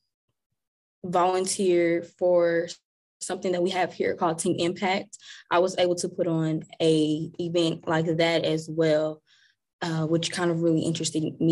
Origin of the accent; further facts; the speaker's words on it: Kansas City, Missouri, United States; moved away as an adult; now in Maryland, United States; I was born and raised in Kansas City, Missouri